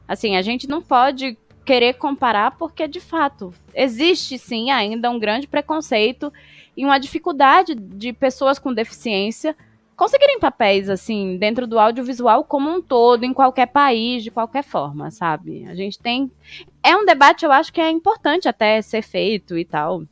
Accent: Brazil

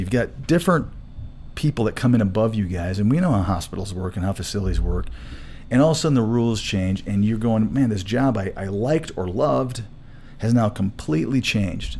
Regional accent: Saginaw, Michigan, United States; moved away as an adult; also born or lived in Florida; now in Colorado, United States; I grew up in Michigan

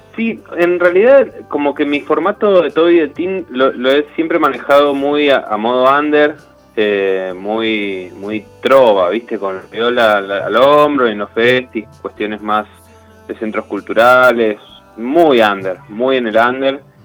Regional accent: Buenos Aires, Argentina; Yo que soy de Buenos Aires, transité mucho la estación de Plaza Constitución

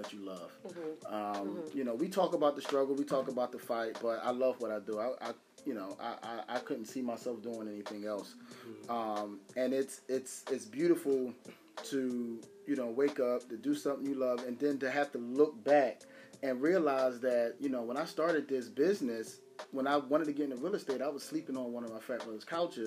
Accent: Philadelphia, Pennsylvania, United States; I'm from Nicetown. Like, I'm from Nicetown. I'm from Logan. Like, this is, you know, I come from some of the roughest neighborhoods in Philadelphia.

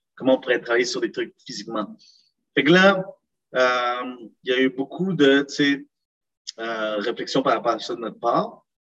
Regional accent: Montreal, Quebec, Canada; also born or lived in Lima, Peru / Laval; je suis né au Pérou, dans la capitale Lima, il y a environ 25 ans. Puis euh, j'ai vécu là jusqu'en 2005, parce que au moment que j'ai immigré au Canada

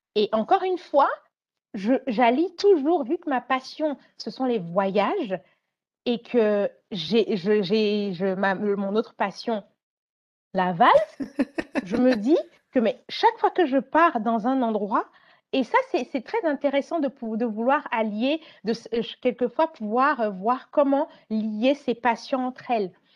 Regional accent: Côte d’Ivoire; j'aimais à Abidjan, parce que j'ai grandi en Côte d'Ivoire

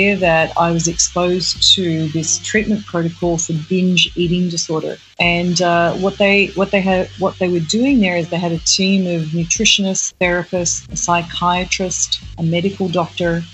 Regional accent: Australia; moved away as an adult; now in New York, United States; Born and raised in Australia. I came to New York probably about, 20 years ago.

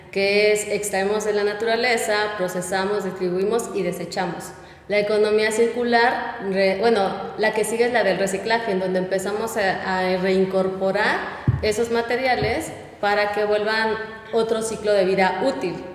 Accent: Guerrero, Mexico; now in Puebla, Mexico; yo he estado de aquí para allá. Yo nací en México, crecí en Guerrero, estudié en Monterrey, pero mi familia reside aquí en Puebla.

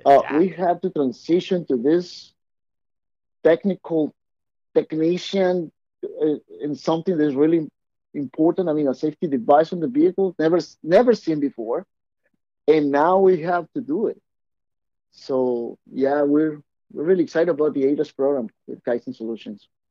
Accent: Mexico; I'm Mexican. You guys haven't picked up my accent.

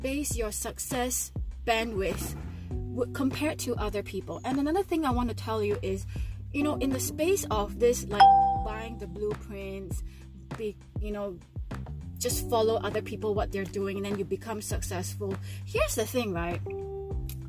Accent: Singapore; Because I'm Chinese, I grew up in Singapore.

